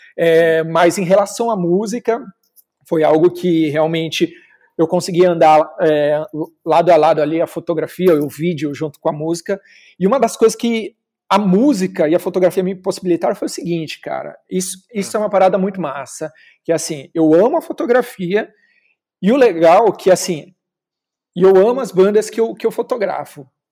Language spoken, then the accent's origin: Portuguese; Osasco, São Paulo, Brazil; sou de Osasco